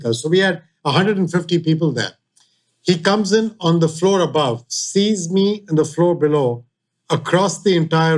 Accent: India; moved away; India, growing up in India

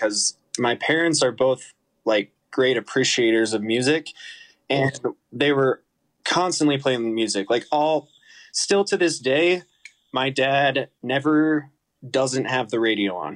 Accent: Boulder, Colorado, United States; also born or lived in Boston; I grew up in Boulder, Colorado.

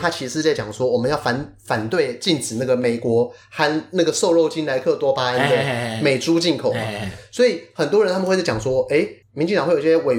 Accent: Taiwan; 我们台湾人身体很脆弱

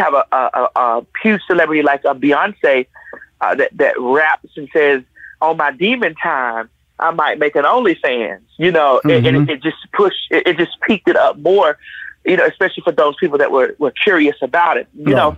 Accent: Miami, Florida, United States; now in Conyers, United States

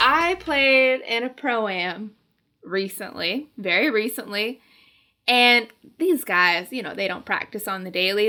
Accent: Arizona, United States; moved away; I'm from Arizona, okay? This is not the weather I'm used

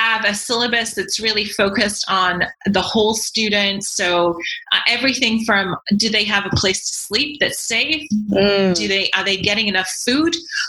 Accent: Yorkshire and the Humber, United Kingdom; accent: broad Yorkshire; Okay, so I am from England originally, but people would be forgiven for not hearing my accent because even when I was in England, I learned I had to change my very broad Yorkshire accent in order to be understood by other people.

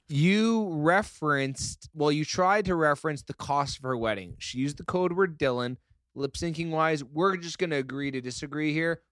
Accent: Canada; We're Canadian. We say it a little

